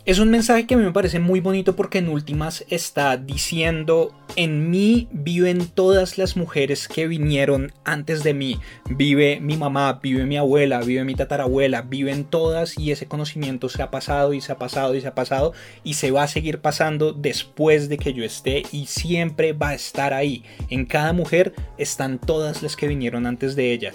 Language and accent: Spanish; Bogotá, Colombia; Bogotá como Rolo